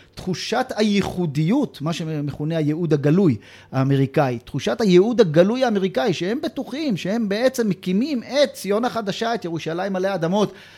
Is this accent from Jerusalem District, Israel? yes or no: yes; Jerusalem, Jerusalem District, Israel; גדלנו באותו בית גידול ציוני דתי של... אה, נתיב מאיר כספינת הדגל של אה, הציונות הדתית, והאזור הזה של קטמון רחביה